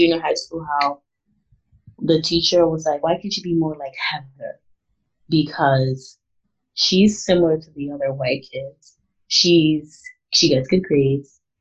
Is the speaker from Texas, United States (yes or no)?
no; New York City, New York, United States; Growing up in New York, specifically in Queens, is very diverse. So I was never the only Black girl